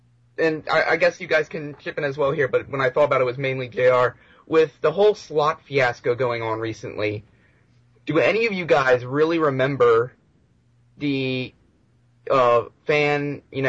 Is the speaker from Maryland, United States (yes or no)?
yes; Maryland, United States